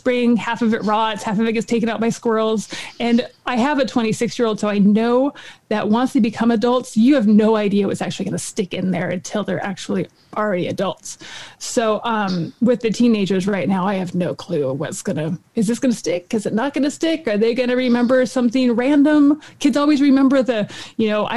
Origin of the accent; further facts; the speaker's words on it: Boring, Oregon, United States; the majority of my childhood, I grew up out in Boring.